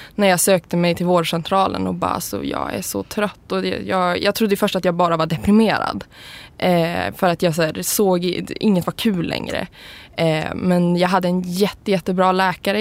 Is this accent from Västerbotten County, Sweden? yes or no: yes; Umeå, Västerbotten County, Sweden; now in Stockholm, Sweden; jag kommer ursprungligen från Umeå eller en by utanför Umeå och då är jag så här, tjejen som flyttade till Stockholm och gjorde karriär